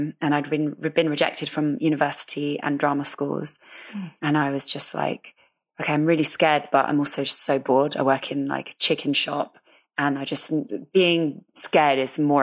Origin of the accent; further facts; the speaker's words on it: London, United Kingdom; I was coming from Northwest London to South London